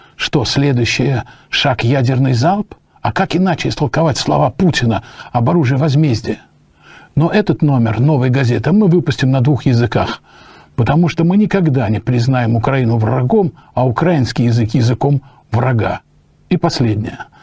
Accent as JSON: {"language": "Russian", "country": "Russia", "said": "я патриот России. Я коренной русский человек"}